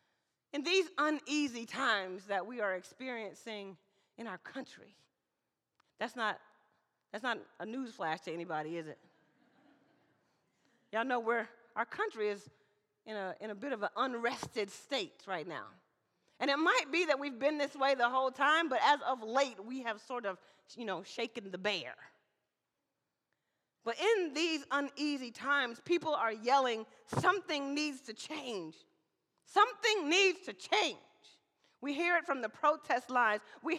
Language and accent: English; Mississippi, United States; now in Portland, United States; I'm an African-American woman. I was raised in the South in Mississippi, and then I traveled with a military family.